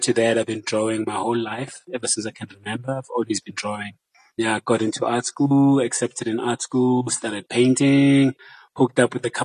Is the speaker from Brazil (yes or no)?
no; Johannesburg, Gauteng, South Africa; I grew up in Joburg.